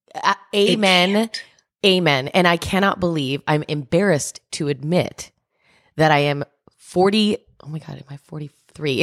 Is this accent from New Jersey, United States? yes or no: yes; New Jersey, United States; I'm Cuban and I'm from New Jersey